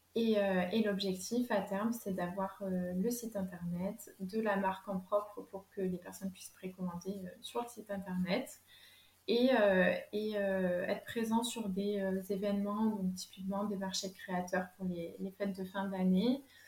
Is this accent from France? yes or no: yes; Lot-et-Garonne, Nouvelle-Aquitaine, France; moved away as an adult; now in Bordeaux, France; je suis originaire du Lot-et-Garonne. Et en fait, je me suis rapprochée de Bordeaux